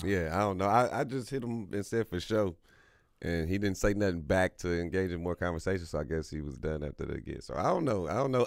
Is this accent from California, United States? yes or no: no; Kansas City, Missouri, United States; growing up on Thirty Third and Highland, you know, was, you know, crazy within itself, just in the city